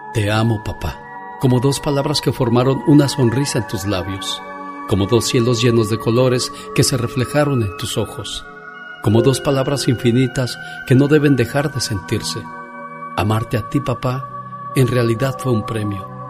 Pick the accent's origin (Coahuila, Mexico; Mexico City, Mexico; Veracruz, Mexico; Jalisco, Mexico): Mexico City, Mexico; now in United States; un día salí de la Ciudad de México, pero el DF nunca salió de mí